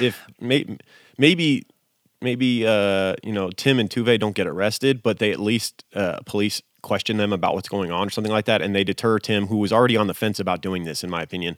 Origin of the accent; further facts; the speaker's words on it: United States; I grew up in America